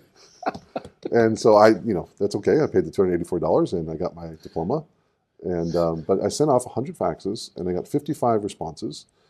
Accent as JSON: {"language": "English", "region": "Southern California", "country": "United States", "tie": "born or raised there", "also_born_or_lived": "Japan", "moved": "as an adult", "lives_now": "Hawaii, United States", "said": "growing up in Southern California and then traveling a lot, but starting in Southern California"}